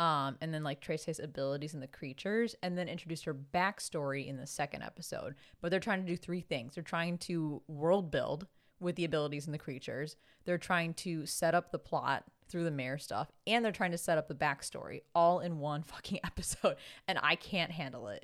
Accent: Chicago, Illinois, United States; accent: thick Chicago; I very much have a thick Chicago accent

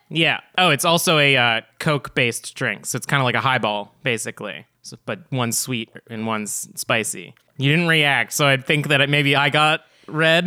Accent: Canada; we're not American. Us, us are Canadian

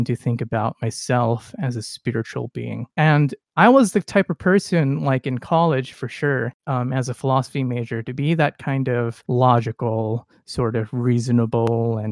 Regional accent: California, United States; as a Californian

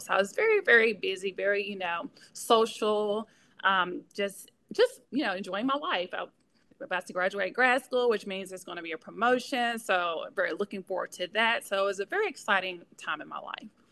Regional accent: Pope, Mississippi, United States; moved away as an adult; now in Memphis, United States; I am originally from Mississippi, a small town called Pope, Mississippi

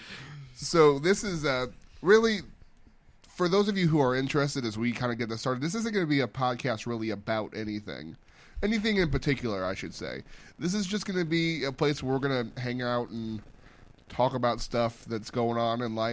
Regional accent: St. Louis, Missouri, United States; I am also from here.

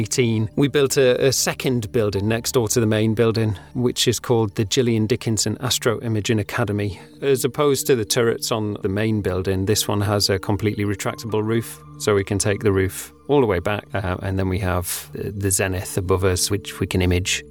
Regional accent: Pontefract, Yorkshire and the Humber, United Kingdom; I grew up in Pontefract in West Yorkshire

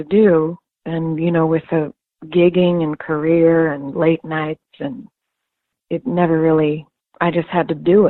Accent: Kansas City, Missouri, United States; moved away as an adult; also born or lived in Los Angeles; I am from Kansas City, Missouri, is where I'm born and raised

